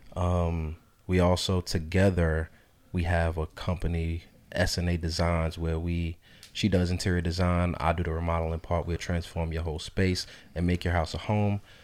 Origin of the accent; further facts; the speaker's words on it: North Carolina, United States; also born or lived in New York; I was born in New York, uh, raised in North Carolina